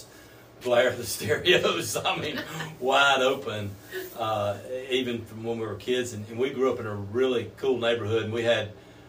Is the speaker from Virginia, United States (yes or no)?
no; Albertville, Alabama, United States; moved away as an adult; also born or lived in North Carolina; now in Georgia, United States; We grew up here in Albertville